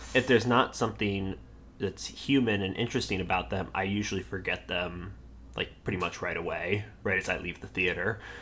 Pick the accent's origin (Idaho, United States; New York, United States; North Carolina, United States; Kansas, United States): North Carolina, United States; Charlotte; also born or lived in Maryland; I was born in Maryland, um, but my parents moved to North Carolina when I was five years old. Um, so I was raised by Northerners, even though I grew up in the South